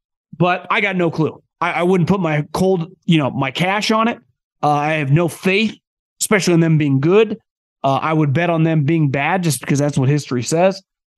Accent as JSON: {"language": "English", "region": "California", "country": "United States", "tie": "born or raised there", "said": "born and raised in California"}